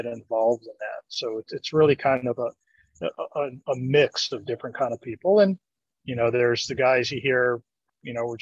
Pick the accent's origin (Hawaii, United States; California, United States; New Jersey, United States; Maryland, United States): New Jersey, United States; I grew up in New Jersey